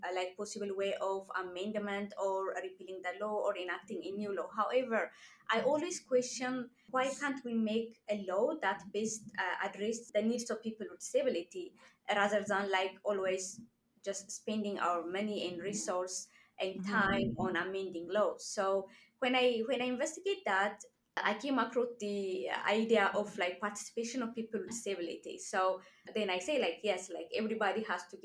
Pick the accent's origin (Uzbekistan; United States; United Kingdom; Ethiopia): Ethiopia; moved away as an adult; now in Canada; I'm from Ethiopia.